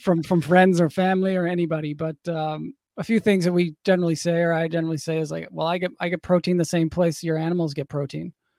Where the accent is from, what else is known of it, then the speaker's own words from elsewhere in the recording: St. John's, Newfoundland and Labrador, Canada; I grew up in Saint John's, Newfoundland, on the east coast of Canada